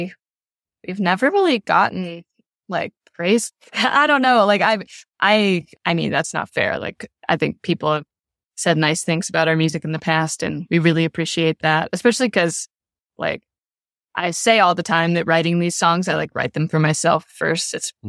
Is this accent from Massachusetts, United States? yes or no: no; Louisville, Kentucky, United States; like at the final night of the tour was in my hometown, in Louisville, at a club I loved to go to when I was younger.